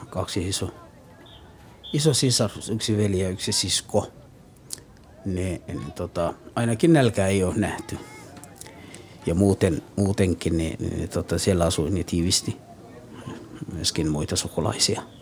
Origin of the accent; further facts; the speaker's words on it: El Bur, Galguduud, Somalia; born there; Finnish is a second language; Olen syntynyt Keski-Somaliassa, El Bur-niminen kaupungissa – no 1967.